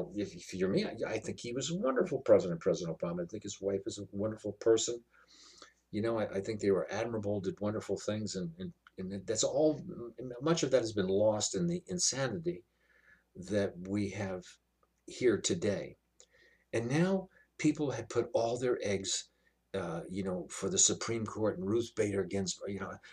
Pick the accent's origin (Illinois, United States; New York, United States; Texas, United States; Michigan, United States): New York, United States; I come from New York.